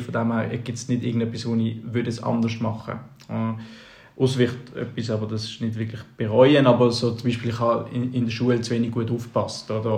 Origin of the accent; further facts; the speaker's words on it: Basel, Basel-Stadt, Switzerland; bei uns in Basel, während dem Gimmi